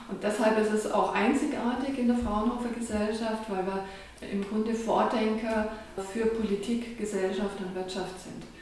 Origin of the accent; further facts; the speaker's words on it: Traunreut, Bavaria, Germany; moved away; ich bin in Dranreuth aufgewachsen, am schönen Chiemsee